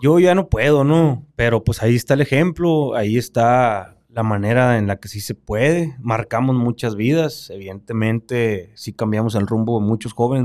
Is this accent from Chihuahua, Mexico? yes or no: no; Baviácora, Sonora, Mexico; Yo nací en Baviácora, Sonora